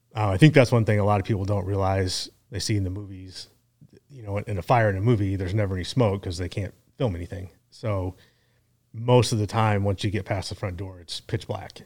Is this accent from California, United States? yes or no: no; Kansas City, Missouri, United States; born and raised in Kansas City